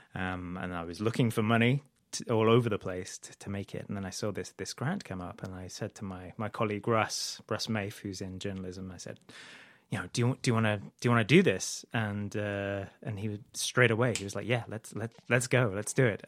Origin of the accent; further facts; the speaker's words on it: United Kingdom; moved away as an adult; also born or lived in Idaho; now in United States; I'm originally from the U K, um, but I, I've lived in the U S, uh, for about ten years now.